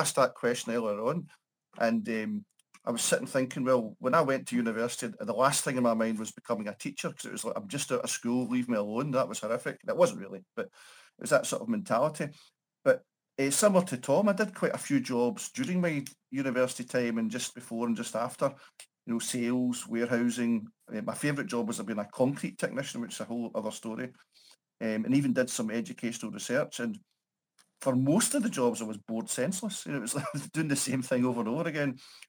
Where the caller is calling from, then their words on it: Paisley, Scotland, United Kingdom; I'm in Paisley, a small town just outside Glasgow, so sort of greater Glasgow region.